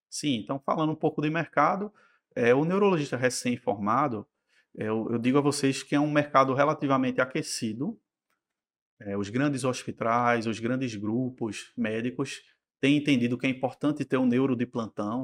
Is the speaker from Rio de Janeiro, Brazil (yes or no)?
no; Recife, Pernambuco, Brazil; also born or lived in São Paulo; Eu sou recifense, nascido e criado